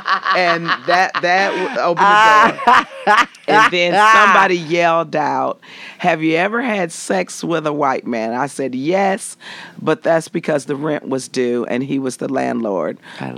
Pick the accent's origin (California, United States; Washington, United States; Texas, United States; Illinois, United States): Illinois, United States; Chicago; I grew up in Chicago